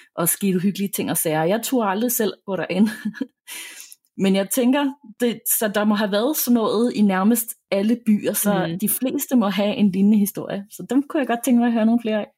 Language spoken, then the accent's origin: Danish; Denmark; hvor jeg voksede op nede i Tabernae